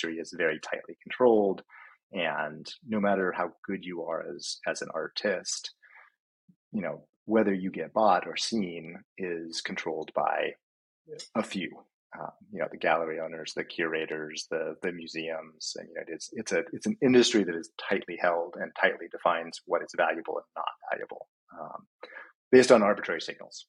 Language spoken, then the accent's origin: English; Hawaii, United States; now in Washington, United States; I grew up in Hawaii and I grew up surfing.